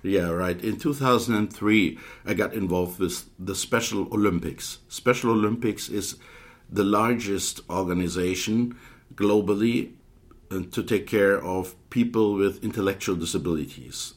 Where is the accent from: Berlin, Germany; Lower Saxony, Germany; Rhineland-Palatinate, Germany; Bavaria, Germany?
Lower Saxony, Germany; Hildesheim; also born or lived in Aalen; I'm a German optometrist I finished my education in 1989 at the Hochschule Aalen in the southern part of uh, Germany, and I am self employed in a specialty contact lens practice in my hometown, Hildesheim, which is in the northern part of Germany